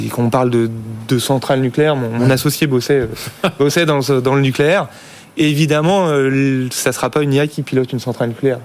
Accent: France; en tant que Français

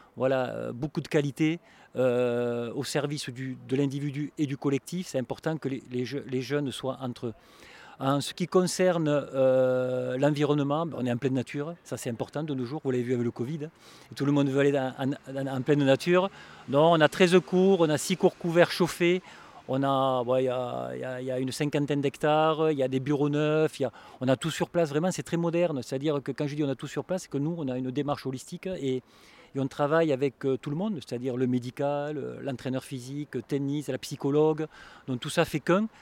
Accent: southern France, France; Je suis un sudiste

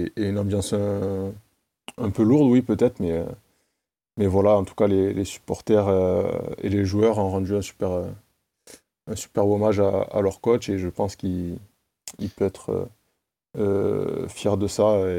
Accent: Toulouse, Occitania, France; je suis toulousain

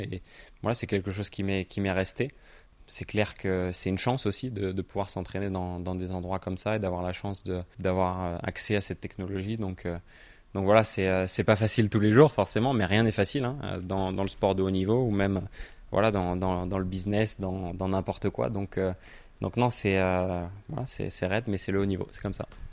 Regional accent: Normandy, France; je suis normand

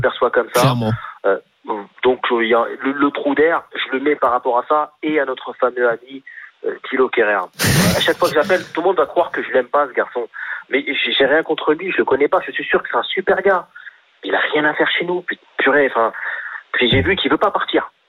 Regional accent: France; on est français

